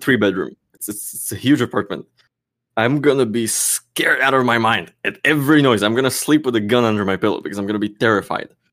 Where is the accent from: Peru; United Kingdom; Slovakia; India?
Slovakia; now in Czech Republic; I'm from Slovakia, which is two hours drive over the border